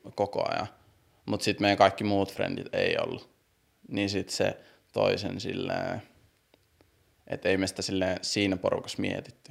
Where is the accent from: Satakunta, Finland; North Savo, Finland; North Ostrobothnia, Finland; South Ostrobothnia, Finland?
North Savo, Finland; Siilinjärvi; born or raised there; moved away; also born or lived in Brussels, Belgium / Kuopio / Helsinki